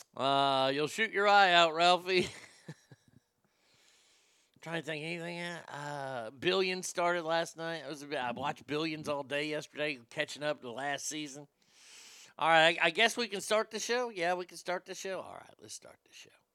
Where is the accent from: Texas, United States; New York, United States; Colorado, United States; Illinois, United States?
Texas, United States; also born or lived in Reno, Nevada; I'm a Texan through and through